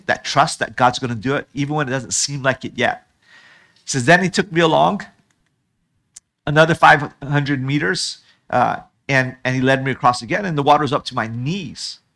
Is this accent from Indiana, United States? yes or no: no; Hawaii, United States; I'm from Hawaii.